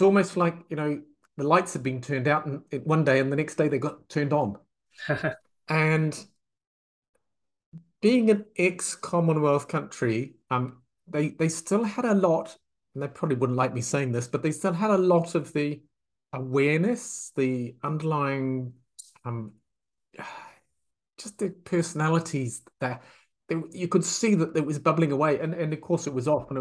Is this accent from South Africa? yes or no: no; New Zealand; moved away as an adult; also born or lived in France / California / Florida / Myanmar; now in England; I'm from New Zealand